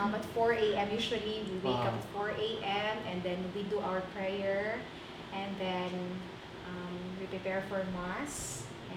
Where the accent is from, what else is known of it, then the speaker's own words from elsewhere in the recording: Dumanjug, Cebu, Central Visayas, Philippines; moved away as an adult; also born or lived in Cotabato / Manila / Tawi-Tawi; now in Kidapawan City, Philippines; my very own hometown in Dumanhong, Cebu